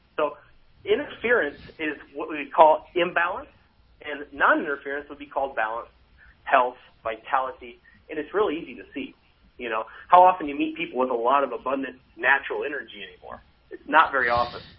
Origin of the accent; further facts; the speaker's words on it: United States; now in Norway; I get the privilege of being American and being a permanent resident in Norway